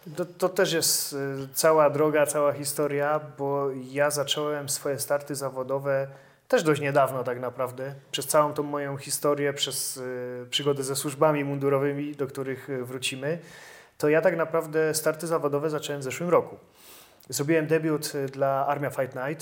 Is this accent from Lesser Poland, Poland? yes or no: yes; Kraków, Lesser Poland, Poland; pochodzę z Krakowa, chciałem pracować w Krakowie